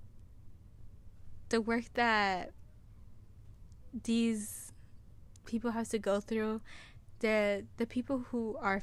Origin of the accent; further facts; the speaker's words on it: United States; I live in the United States. I was born in the United States, so I am a citizen